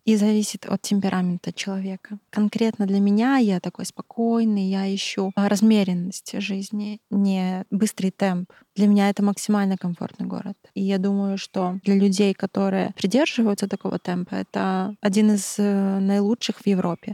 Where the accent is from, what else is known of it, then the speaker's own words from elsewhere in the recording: Belarus; moved away as an adult; now in Czech Republic; я из Беларуси